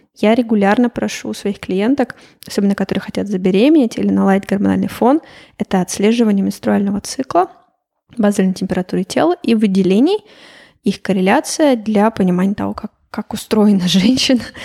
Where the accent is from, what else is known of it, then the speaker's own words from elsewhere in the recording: Chelyabinsk, Chelyabinsk Oblast, Russia; moved away as an adult; also born or lived in Moscow, Russia / Slovenia / Portugal; now in Riga, Latvia; Я сама вообще из Челябинска, но училась я в Москве и жила 8 лет в Москве